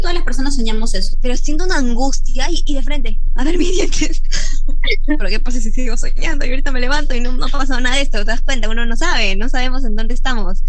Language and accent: Spanish; Cusco, Peru; yo soy de Cusco